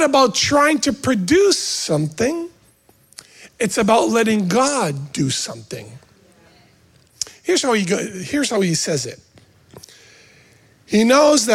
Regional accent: Canada; now in United States; I was an American before being a Canadian because I was born here, right? So my dad used to be a maple syrup maker, whatever, right? So I grew up going to the sugar shack

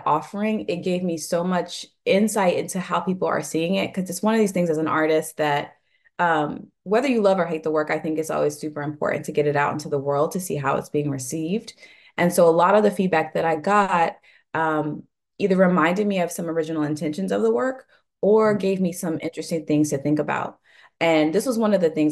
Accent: the South, United States; also born or lived in New York; now in New Orleans, United States; I'm originally from the South, and so for me, New Orleans was a beautiful blend of like Southern roots

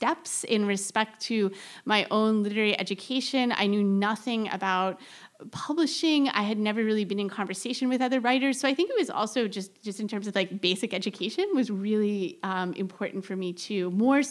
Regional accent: Central Florida, United States; moved away; I grew up in Central Florida

